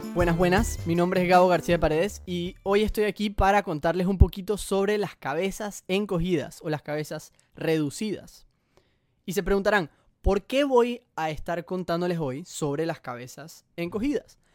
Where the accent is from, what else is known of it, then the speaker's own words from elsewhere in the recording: Panama; Colombia y Panamá, que es de donde yo soy